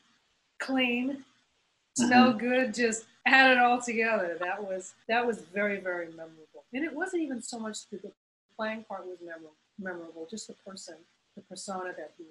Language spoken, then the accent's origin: English; Montreal, Quebec, Canada; I grew up in Montreal, Canada, of all places.